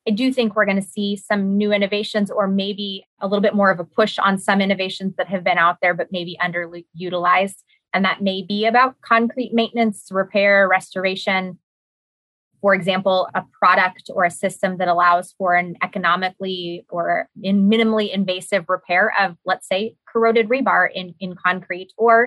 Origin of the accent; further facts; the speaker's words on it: California, United States; I am from California